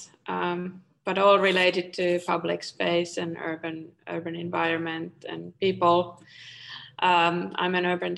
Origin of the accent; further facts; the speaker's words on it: Espoo, Uusimaa, Finland; also born or lived in Helsinki; I grew up in Tapiola, Espoo, which is the neighboring city to Helsinki.